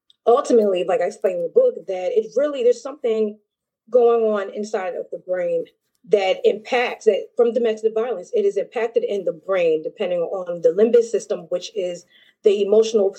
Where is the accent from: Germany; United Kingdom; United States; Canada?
United States; I am a U.S. citizen